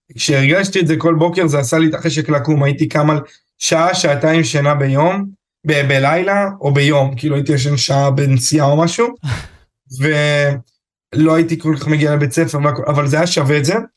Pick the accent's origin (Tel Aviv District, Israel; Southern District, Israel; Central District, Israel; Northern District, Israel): Northern District, Israel; Afula; אני מעפולה